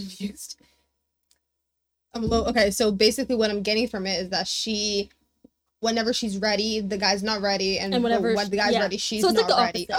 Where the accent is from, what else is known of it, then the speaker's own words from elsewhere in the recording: Mississauga, Ontario, Canada; I was raised in Mississauga, and, like, I was born here, so growing up, I was literally just white people.